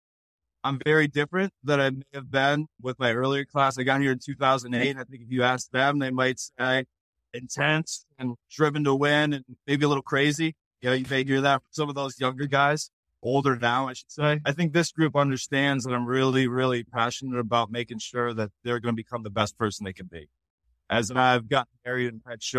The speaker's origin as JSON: {"language": "English", "region": "Connecticut", "country": "United States", "said": "I'm from New England. I'm from Connecticut"}